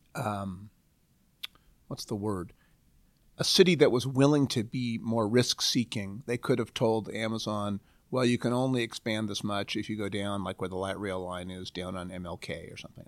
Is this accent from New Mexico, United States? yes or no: no; Portland, Oregon, United States; moved away as an adult; now in Seattle, United States; I grew up in Portland, uh, a nominally well-planned city